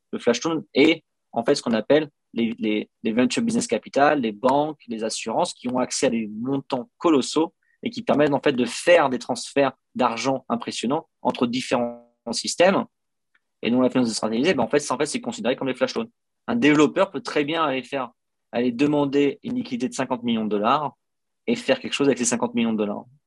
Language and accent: French; France; moved away as an adult; je suis parti de France il y a 12 ans